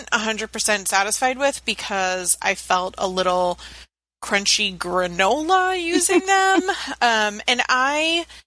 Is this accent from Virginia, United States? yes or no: yes; Virginia Beach, Virginia, United States; I grew up in Virginia Beach where everybody had dreadlocks and didn't bathe or shave